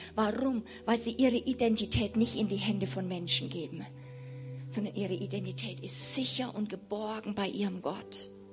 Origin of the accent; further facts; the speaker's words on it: Germany; als Deutsche